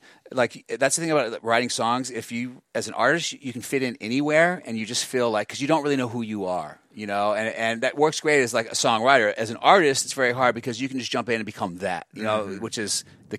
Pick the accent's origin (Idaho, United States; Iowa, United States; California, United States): California, United States; Beverly Hills; also born or lived in Santa Monica; I grew up in Beverly Hills, Santa Monica.